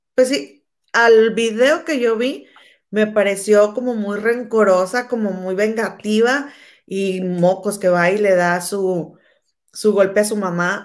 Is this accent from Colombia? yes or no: no; Mexico; moved away; yo soy mexicana